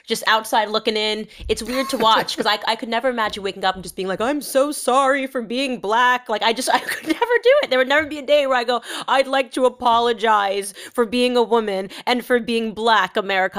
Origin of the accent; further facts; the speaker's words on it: United States; I'm American